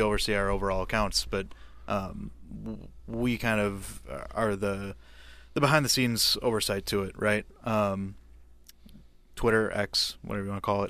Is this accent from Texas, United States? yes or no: no; Green Bay, Wisconsin, United States; moved away as an adult; now in Eau Claire, United States; I'm from Green Bay